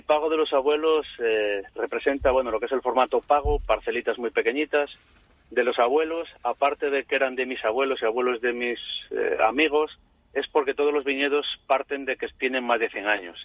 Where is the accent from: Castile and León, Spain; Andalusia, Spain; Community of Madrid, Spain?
Castile and León, Spain; village on the León–Galicia border, Bierzo area; mi tierra y mi casa